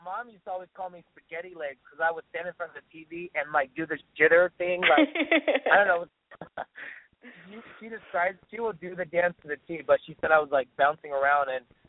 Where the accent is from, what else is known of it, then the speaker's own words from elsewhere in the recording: Stockton, California, United States; I grew up in Stockton, California, a little small town, but I love it.